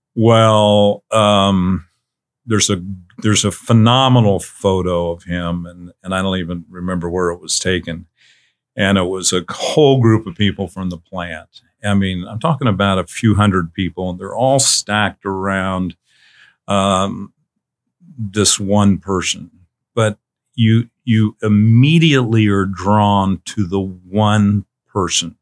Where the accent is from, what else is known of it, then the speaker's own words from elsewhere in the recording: Missouri, United States; I grew up in Missouri